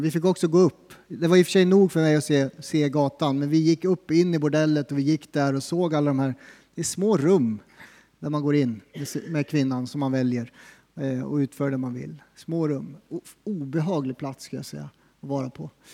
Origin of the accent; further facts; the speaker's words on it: Sweden; som svensk